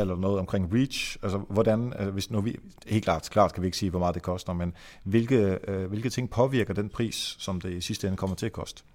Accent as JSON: {"language": "Danish", "country": "Denmark", "said": "jeg er fra Jylland"}